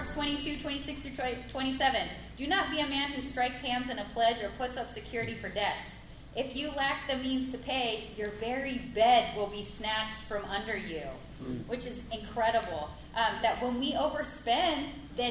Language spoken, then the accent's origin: English; United States; growing up in the States